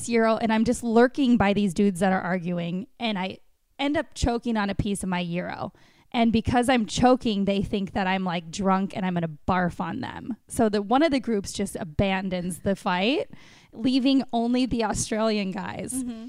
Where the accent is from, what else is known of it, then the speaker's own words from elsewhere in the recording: Wisconsin, United States; moved away; also born or lived in Chicago; I grew up in Wisconsin on farms.